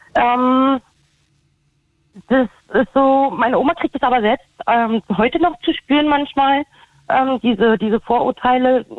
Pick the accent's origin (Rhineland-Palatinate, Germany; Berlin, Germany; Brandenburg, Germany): Berlin, Germany; accent: Berlin dialect; ich kann mein Berliner Dialekt kann ich nicht verbergen